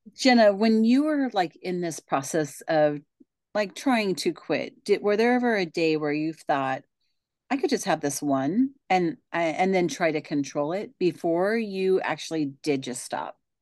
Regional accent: Pacific Northwest, United States; I am from the Pacific Northwest

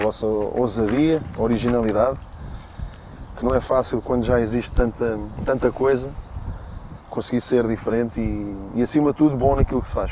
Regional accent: Torres Novas, Centro, Portugal; eu nasci em Torres Novas

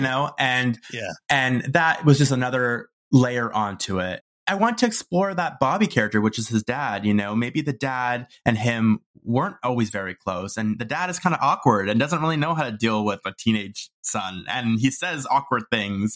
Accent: Toronto, Ontario, Canada; moved away as an adult; also born or lived in Vancouver; I moved to Vancouver, tried a new city. I'm from Toronto originally

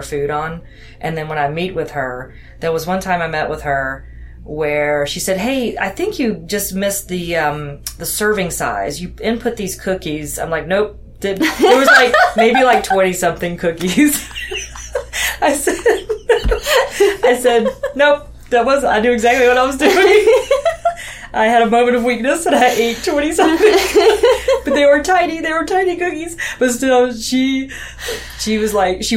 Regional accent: Deep South, United States; I grew up in the Deep South.

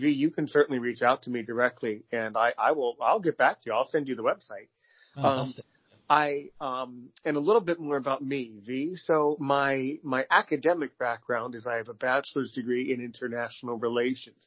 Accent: United States; I'm American.

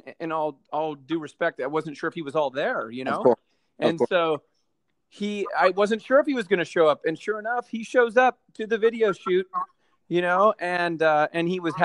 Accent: Southern California, United States; now in Chicago, United States; where I grew up in Southern California

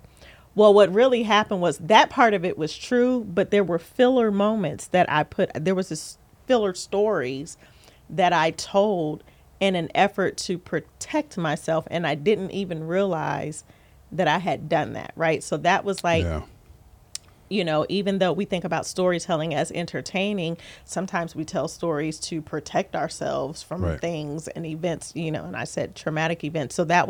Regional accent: Columbus, Ohio, United States; also born or lived in California; And I say back to because although I was born in Ohio, I was raised between Ohio and California, literally back and forth.

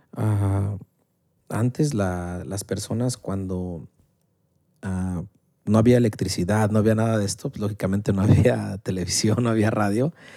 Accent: Mexico; la clásica familia mexicana

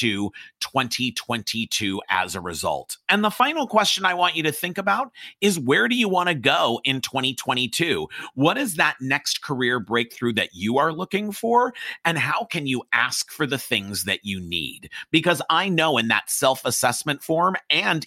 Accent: Los Angeles, California, United States; I grew up in Hollywood

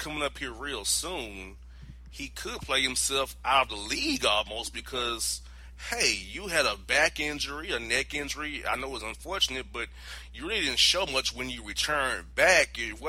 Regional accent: Orlando, Florida, United States; moved away; from my hometown of Orlando

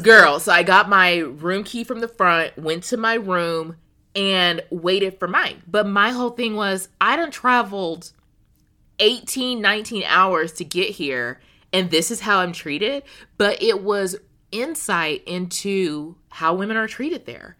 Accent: United States; as an American woman

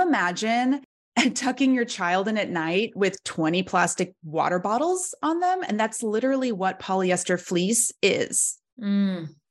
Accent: Oklahoma City, Oklahoma, United States; moved away as an adult; also born or lived in London; I grew up in Oklahoma City

